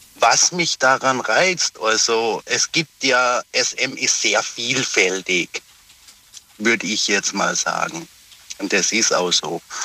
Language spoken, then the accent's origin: German; Pforzheim, Baden-Württemberg, Germany; Aus Pforzheim, bin aber zurzeit geschäftlich in Frankfurt unterwegs